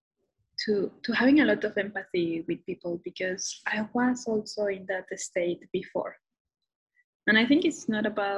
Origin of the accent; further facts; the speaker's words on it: Mexico City, Mexico; English is a second language; now in Toronto, Canada; I'm originally from Mexico City. And right now I'm based in Toronto, Canada